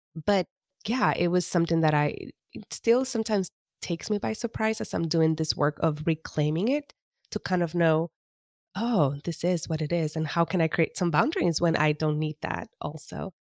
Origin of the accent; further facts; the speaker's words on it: East Coast of Puerto Rico, Puerto Rico; I am, was born and raised in the East Coast of Puerto Rico.